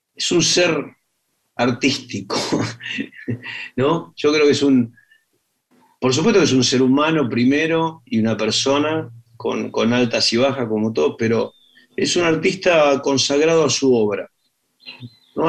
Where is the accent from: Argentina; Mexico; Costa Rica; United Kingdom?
Argentina; argentinos que somos